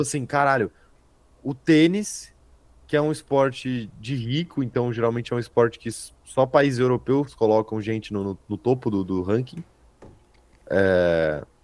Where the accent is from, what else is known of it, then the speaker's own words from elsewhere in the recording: São Paulo, Brazil; also born or lived in Salvador, Bahia; Eu nasci em Salvador e fui criado aqui em São Paulo a vida inteira